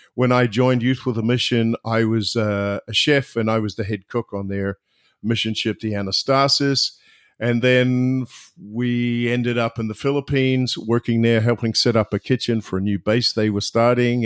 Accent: just outside of Wellington, New Zealand; moved away as an adult; now in Orlando, United States; I'm originally from New Zealand, uh, but now live in uh, Orlando, Florida

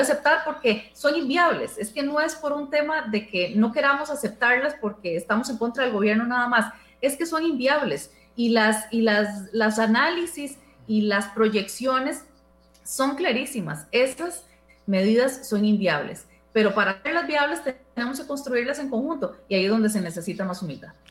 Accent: Costa Rica; son costarricenses como nosotros

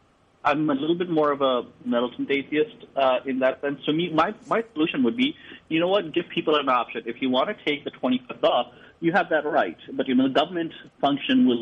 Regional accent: India; now in Chicago, United States; was born in India

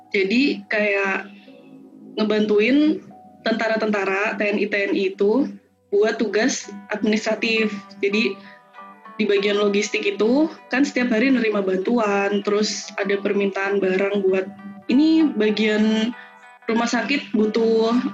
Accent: Purwokerto, Central Java, Indonesia; Dan bahkan di daerah kayak saya kan dari Purwokerto ya, dari Banyumas.

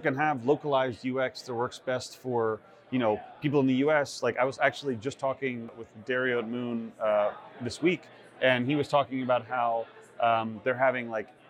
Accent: Austin, Texas, United States; born or raised there

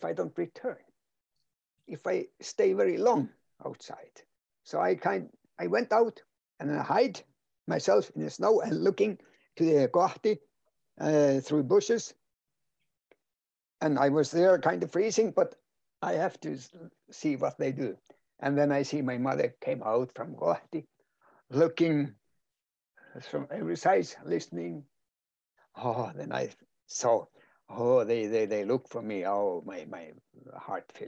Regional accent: Kautokeino, Finnmark, Norway; first language Northern Sami; English is a second language; I was born in the village here in the hospital, but I was grown up in a reindeer herding family, a nomad family

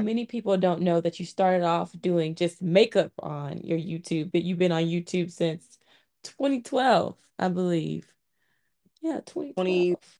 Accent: Montgomery, Alabama, United States; my hometown, Montgomery, Alabama

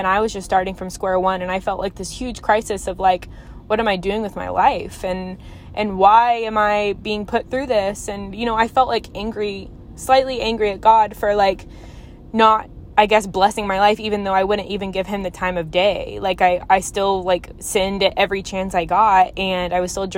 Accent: Fort Worth, Texas, United States; we moved to my hometown, which is, Fort Worth area

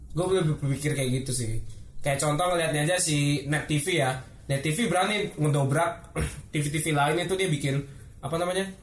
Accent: North Sumatra, Indonesia; Bah gue orang Batak

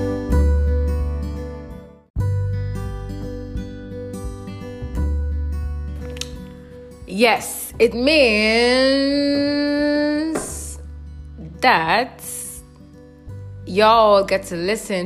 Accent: Rivers State, Nigeria; I am from Rivers State in Nigeria

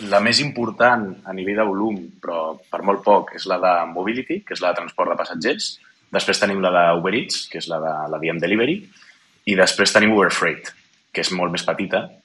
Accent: Barcelona, Catalonia, Spain; born there; also born or lived in Kyiv, Ukraine / Moscow, Russia; jo vaig néixer a Barcelona, però vaig passar els meus, primer, els meus primers 10 anys eh, vivint a l'estranger per la feina del meu mm -hmm. pare. Vaig passar 7 anys vivint a Kiev, a la capital d'Ucraïna, i 3 anys a Moscou

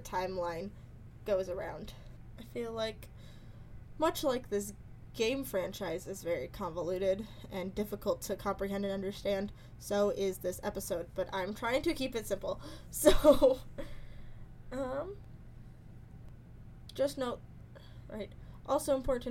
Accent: United States; I'm American

